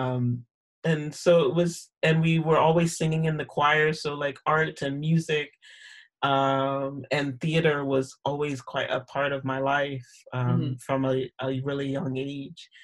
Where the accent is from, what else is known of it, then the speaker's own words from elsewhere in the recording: Sarasota, Florida, United States; moved away as an adult; now in Edinburgh, United Kingdom; I grew up in Sarasota, Florida